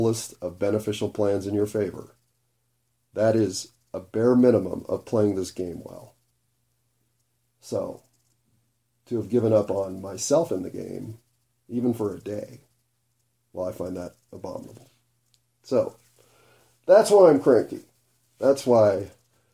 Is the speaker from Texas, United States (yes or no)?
no; Denver, Colorado, United States; I grew up in Denver